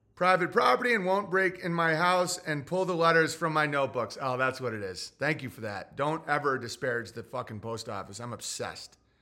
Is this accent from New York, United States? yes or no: yes; New York, United States; I'm from New York State